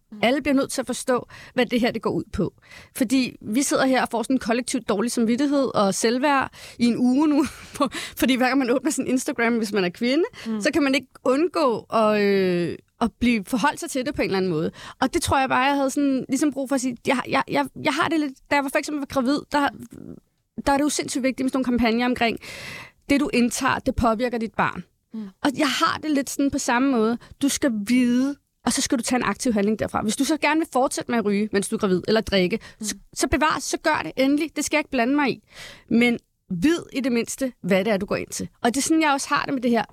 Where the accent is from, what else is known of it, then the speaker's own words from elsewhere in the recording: Valby, Capital Region of Denmark, Denmark; jeg er født og opvokset i Valby